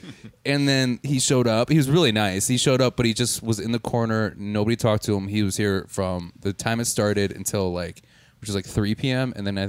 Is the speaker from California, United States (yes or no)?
no; Milwaukee, Wisconsin, United States; I'm from Milwaukee